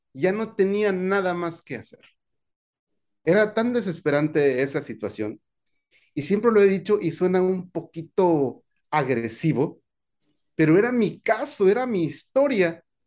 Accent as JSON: {"language": "Spanish", "region": "Veracruz", "country": "Mexico", "tie": "born or raised there", "also_born_or_lived": "Nuevo León / Tamaulipas", "moved": "as an adult", "said": "A los 18, años, años, salí de mi pueblo natal"}